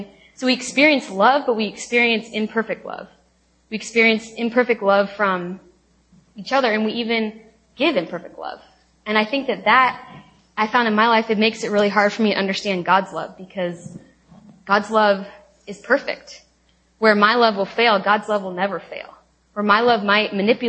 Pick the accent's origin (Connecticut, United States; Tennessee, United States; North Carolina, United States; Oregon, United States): Oregon, United States; Lake Oswego; moved away as an adult; also born or lived in Tacoma, Washington; now in Seattle, United States; I am from Lake Oswego, Oregon, which is right outside of Portland